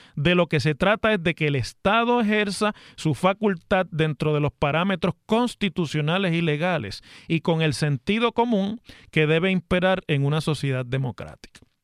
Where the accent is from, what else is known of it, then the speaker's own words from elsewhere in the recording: Mayagüez, Puerto Rico; allá en mi ciudad de Mayagüez